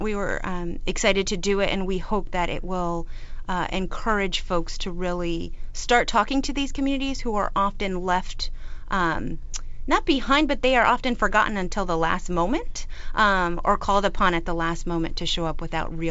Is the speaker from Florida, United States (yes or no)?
yes; Florida, United States; We're both from Florida